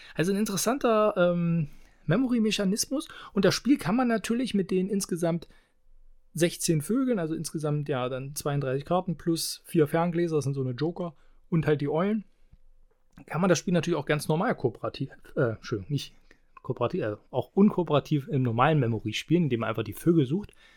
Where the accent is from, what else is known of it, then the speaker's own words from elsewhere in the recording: Halberstadt, Saxony-Anhalt, Germany; hier in meiner Heimat in Halberstadt